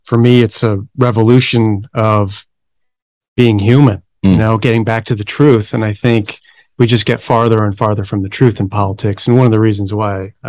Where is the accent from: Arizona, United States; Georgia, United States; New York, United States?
New York, United States; Buffalo; now in Phoenix, United States; I grew up in Buffalo, New York.